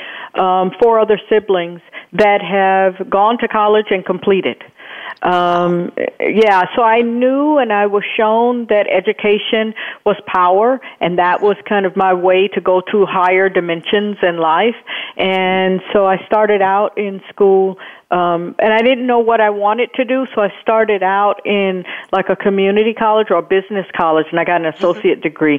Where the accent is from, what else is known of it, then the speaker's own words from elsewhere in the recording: Chicago, Illinois, United States; I was born and raised in Chicago, Illinois, on the south side of Chicago.